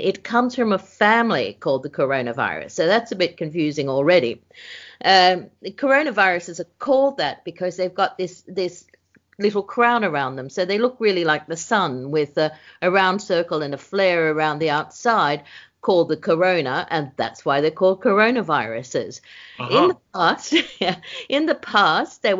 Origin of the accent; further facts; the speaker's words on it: Sydney, New South Wales, Australia; moved away as an adult; also born or lived in Hong Kong / Europe; I was born and bred in Sydney. I grew up in Sydney